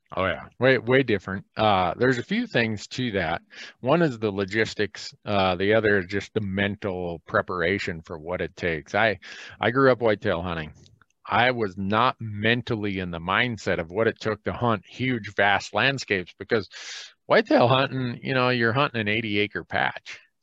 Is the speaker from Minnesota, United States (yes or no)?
yes; Minnesota, United States; moved away; where I grew up in Minnesota